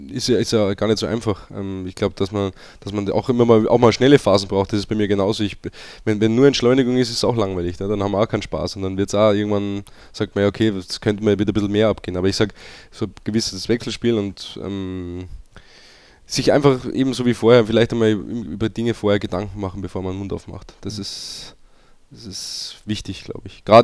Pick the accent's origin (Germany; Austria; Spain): Austria; aber auch einfach Österreich meine Heimat ist, ich auch ähm, dankbar bin, dass ich auch da äh, daherkomme und auch da noch Wurzeln habe und auch noch immer wieder hinkomme.